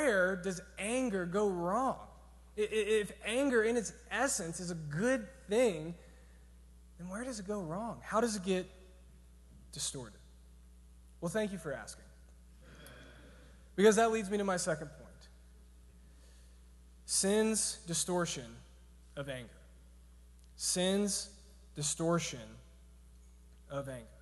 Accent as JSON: {"language": "English", "region": "Georgia", "country": "United States", "said": "I'm from Georgia"}